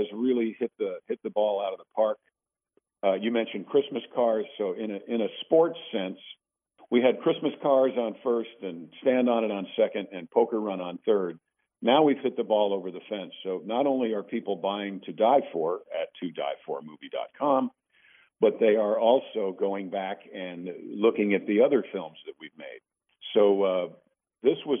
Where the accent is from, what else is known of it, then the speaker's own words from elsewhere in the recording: Mount Kisco, New York, United States; moved away; I'm from Mount Kisco, New York